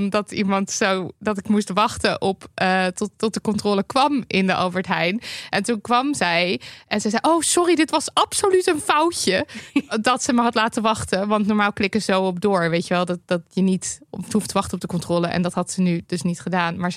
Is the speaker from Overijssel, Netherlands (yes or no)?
yes; Overijssel, Netherlands; In de regio waar ik ben opgegroeid, Twente, was de sfeer in mijn directe omgeving heel gemoedelijk